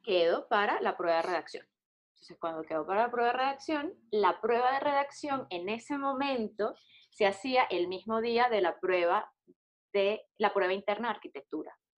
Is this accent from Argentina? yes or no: no; Venezuela; moved away; also born or lived in Colombia; soy una mujer, soy venezolana